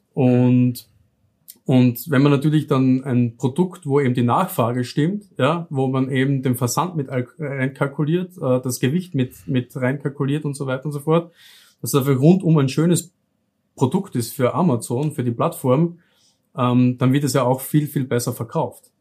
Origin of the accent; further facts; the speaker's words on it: South Styria, Austria; accent: southern Austrian; lebe im Süden von Österreich. Hört man vielleicht ein bisschen auch äh, bei meiner Aussprache. Also ich wohne wirklich mitten in der Weinregion, wo eben die besten Weine auch aus Österreich herkommen. Ähm, so kennt man das Ganze auch in der Südsteiermark